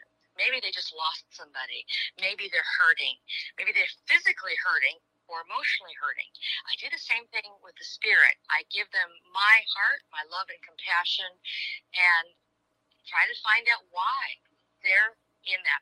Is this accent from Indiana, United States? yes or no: no; Michigan, United States; I'm from Michigan